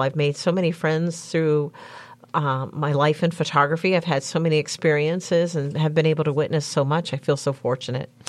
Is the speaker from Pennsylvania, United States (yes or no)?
yes; Murrysville, Pennsylvania, United States; also born or lived in Florida / Washington, D.C.; I grew up in Murraysville in Westmoreland County